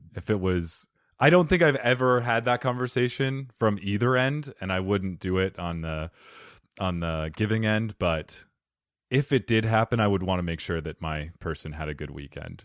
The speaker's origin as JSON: {"language": "English", "region": "Arizona", "country": "United States", "said": "Arizonians, we, we block out, like, half our consonants"}